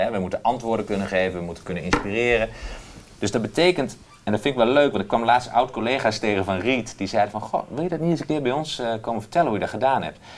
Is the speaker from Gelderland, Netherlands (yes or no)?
yes; Doetinchem, Gelderland, Netherlands; ik kom hier uit Doetinchem en in de Achterhoek praten we allemaal met elkaar.